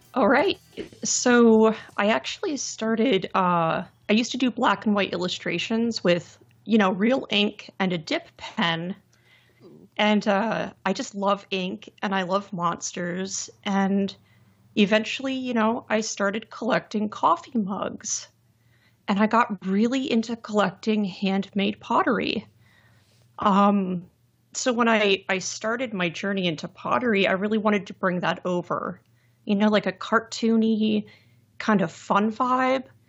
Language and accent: English; Lehigh Valley, Pennsylvania, United States; I'm from the Lehigh Valley in Pennsylvania